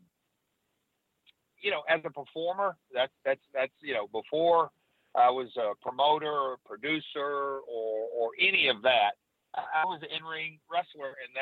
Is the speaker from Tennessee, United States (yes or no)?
yes; Nashville, Tennessee, United States; I'm from Nashville